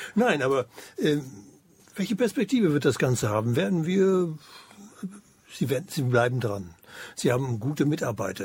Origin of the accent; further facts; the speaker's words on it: eastern Germany, Germany; bei uns im Osten, wir im Osten